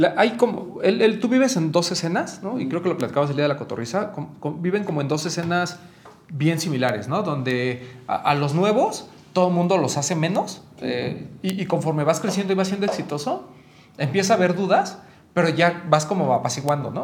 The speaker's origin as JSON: {"language": "Spanish", "country": "Mexico"}